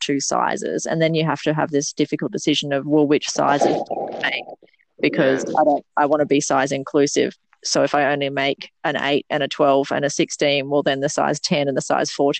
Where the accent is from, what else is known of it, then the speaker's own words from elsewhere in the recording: Mooloolah Valley, Queensland, Australia; I grew up in Mooloola Valley, which is Gubbi Gubbi country